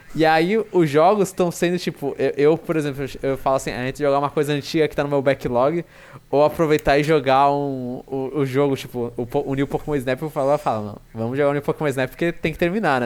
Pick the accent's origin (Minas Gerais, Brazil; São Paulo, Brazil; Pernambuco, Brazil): São Paulo, Brazil; minha visão como paulistano